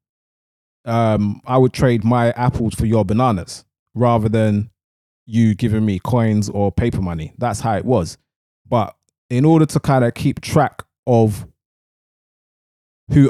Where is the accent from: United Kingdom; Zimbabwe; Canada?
United Kingdom; London; I'm from East London, so when I'm talking, sometimes I say barter, sometimes I say barter